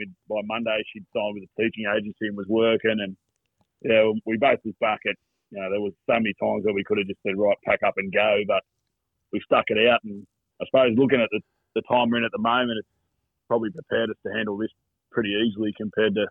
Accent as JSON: {"language": "English", "town": "Sydney", "region": "New South Wales", "country": "Australia", "tie": "born or raised there", "also_born_or_lived": "Campbelltown, New South Wales", "lives_now": "Brisbane, Australia", "said": "I grew up in the St. George area, in Hurstville, Kingsgrove Way"}